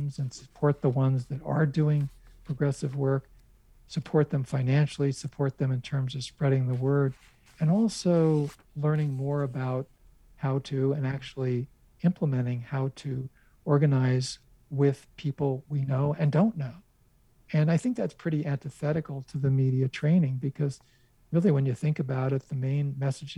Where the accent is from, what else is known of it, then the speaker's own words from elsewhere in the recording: United States; as an American Jew